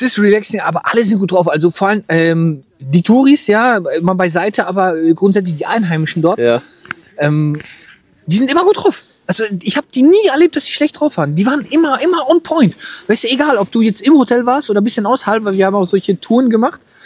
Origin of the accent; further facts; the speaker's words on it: Germany; für mich als Deutscher